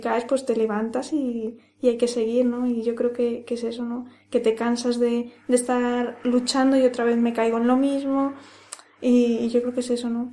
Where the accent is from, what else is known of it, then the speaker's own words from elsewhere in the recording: Ávila, Castile and León, Spain; now in Madrid, Spain; soy de, soy de Ávila. Y, bueno, yo eh, estoy en Madrid